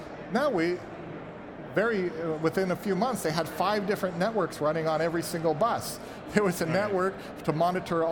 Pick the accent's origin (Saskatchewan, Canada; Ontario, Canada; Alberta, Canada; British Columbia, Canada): British Columbia, Canada; Vancouver; I'm from Vancouver, BC, and our local BC Hydro, which provides the power for the province